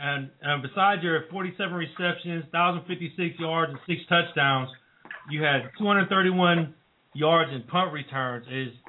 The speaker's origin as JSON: {"language": "English", "area": "Bay Area", "region": "California", "country": "United States", "said": "we're from the Bay Area. We're in the Bay Area."}